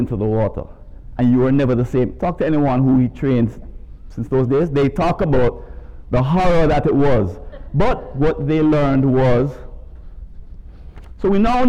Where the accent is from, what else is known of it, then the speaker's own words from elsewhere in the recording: Jamaica; As you could tell from my accent, I'm not from around these parts. I was raised in Jamaica and came here from Kingston a couple of days ago.